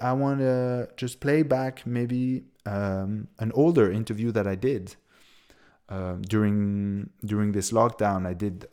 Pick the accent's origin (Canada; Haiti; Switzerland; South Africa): Switzerland; moved away as an adult; also born or lived in United States / Berlin, Germany; I come from Switzerland